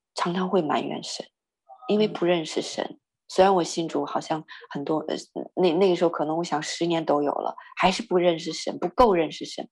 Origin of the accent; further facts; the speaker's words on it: northern Chinese, northern China, China; moved away; 我是北方人